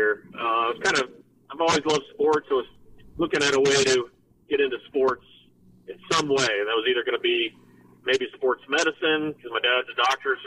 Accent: Mount Rumble, Ohio, United States; also born or lived in Toledo, Ohio / Fayetteville, Ohio; I grew up in Mount Rumble, Ohio, which is about a 45-minute drive from downtown Cincinnati

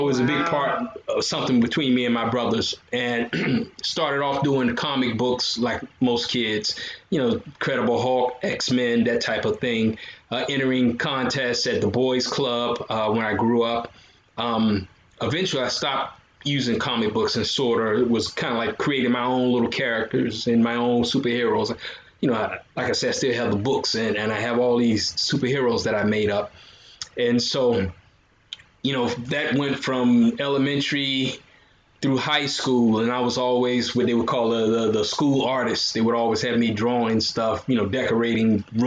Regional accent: Virginia, United States; also born or lived in South Florida / Tampa area, Florida; now in Tampa, United States; I'm originally, I was born in Virginia, grew up there

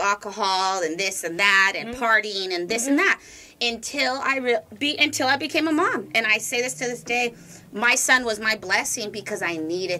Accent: Orange County, California, United States; I'm from Orange County. I'm a different kind of girl.

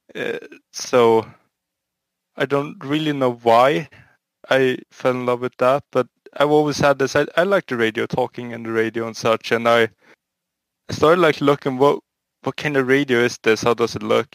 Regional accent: Sweden; I'm from Sweden.

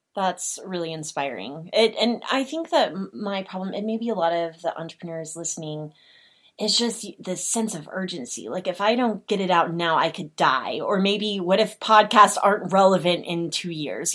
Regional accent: Oklahoma, United States; I'm from Oklahoma

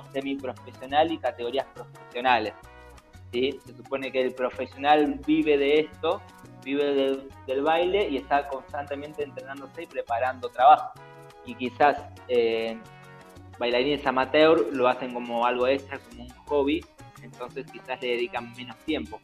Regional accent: Argentina

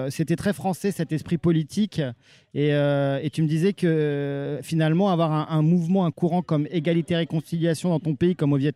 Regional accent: Quebec, Canada; Je viens du Québec, euh, au Canada.

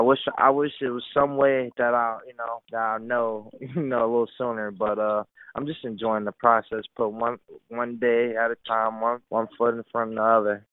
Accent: Delray Beach, Florida, United States; I'm from Delray Beach, Florida a lot of people don't know I'm born and raised in Delray Beach

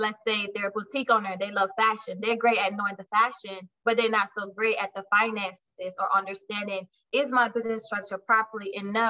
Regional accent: Barbados; moved away as an adult; also born or lived in Brooklyn, New York; now in Jacksonville, United States; I'm originally from Barbados, but I moved to Brooklyn back in 2006.

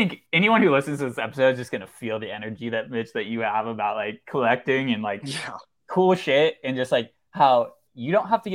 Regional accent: Oakland, California, United States; we're both from Oakland

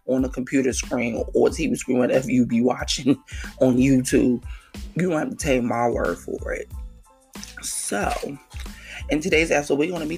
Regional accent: New York City, New York, United States; now in New Jersey, United States; my hometown, KL, you know, New York City

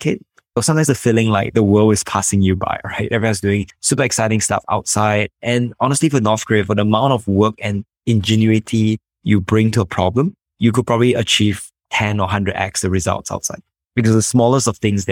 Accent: Singapore; I'm from Singapore

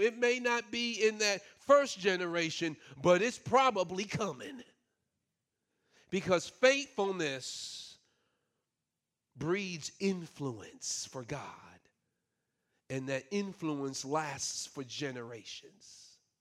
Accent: New York City, New York, United States; moved away; I grew up in New York City

